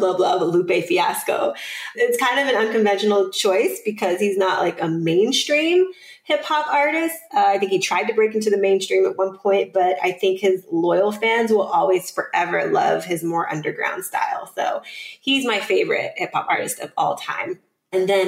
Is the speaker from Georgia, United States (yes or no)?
yes; Atlanta, Georgia, United States; I'm from Atlanta